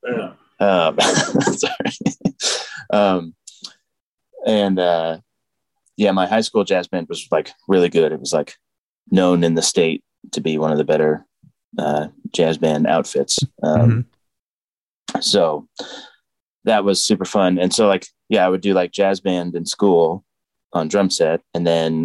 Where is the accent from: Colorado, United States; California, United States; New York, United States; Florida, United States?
Colorado, United States; Boulder; moved away; also born or lived in Boston; I'm actually from Boulder, Colorado